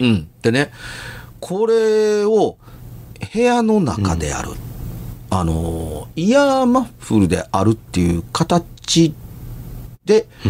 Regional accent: Amagasaki, Hyogo, Japan; 尼崎で育ちました

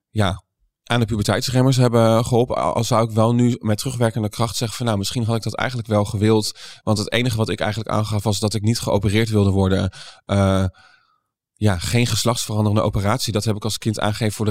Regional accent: Doetinchem, Gelderland, Netherlands; born there; Eh, ja, ik, ik ben eh, geboren in Doetinchem.

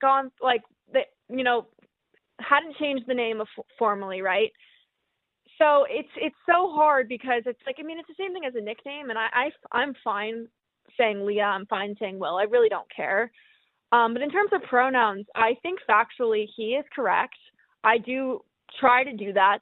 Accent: Northeast, United States; I'm from the Northeast.

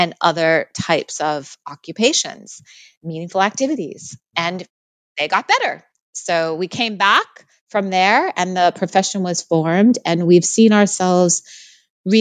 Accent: United States; now in Australia; I am an American in Australia, is one identity that I really hold.

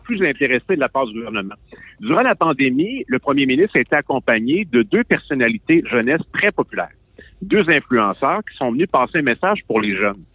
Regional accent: Quebec, Canada; Je suis un Québécois

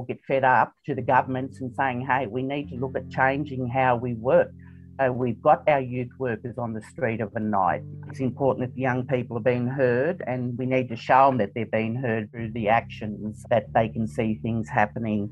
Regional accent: Moree, New South Wales, Australia; born and bred in Moree

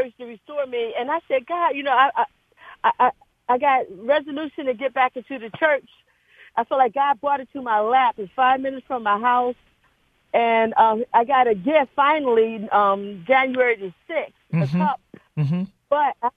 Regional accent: San Jose, California, United States; moved away as an adult; now in Oakland, United States; I live in Oakland, but I'm from San Jose

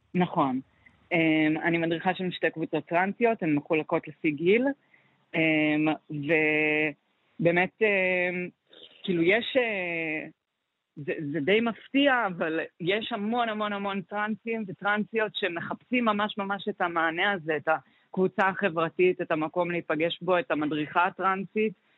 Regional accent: Zikhron Ya'akov, Haifa District, Israel; moved away as an adult; now in Haifa, Israel; במקור אני מזיכרון

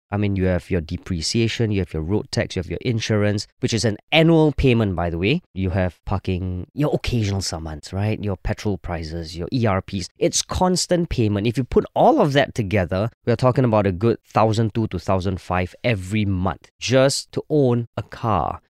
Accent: Singapore; I'm a Singaporean

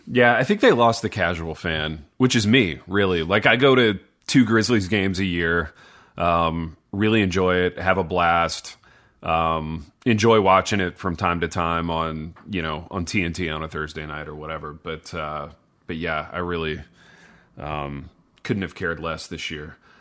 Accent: Indiana, United States; I grew up in Indiana

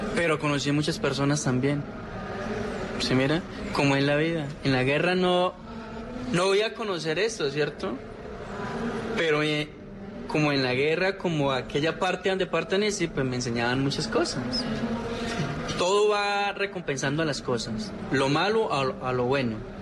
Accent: Gaitania, Tolima, Colombia; soy yo, de Gaitania Tolima del oso

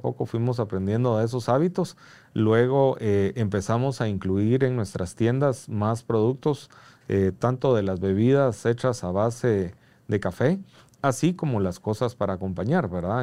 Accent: Guatemala; como guatemaltecos

